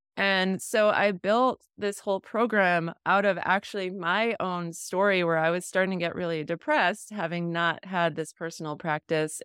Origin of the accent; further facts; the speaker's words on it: New England, United States; I grew up in New England